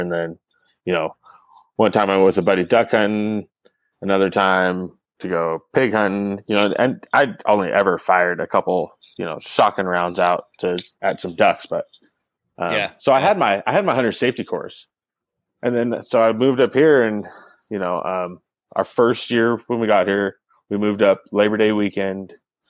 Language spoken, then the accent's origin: English; Northern California, United States; also born or lived in North Idaho; now in Idaho, United States; growing up in Northern California, so much private property